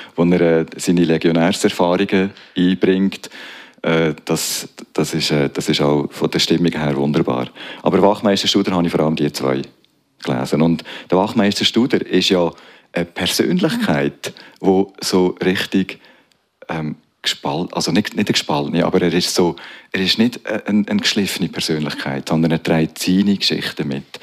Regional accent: Zofingen District, Aargau, Switzerland; also born or lived in Strengelbach / Aarau; wir sind im Bezirk Zofingen aufgewachsen

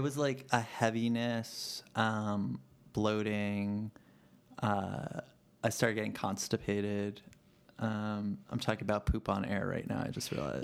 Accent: New York City, New York, United States; growing up in the Bronx and not really having much money.

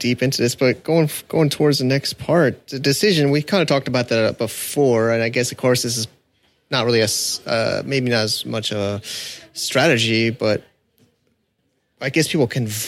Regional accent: United States; now in Hong Kong; I'm an American

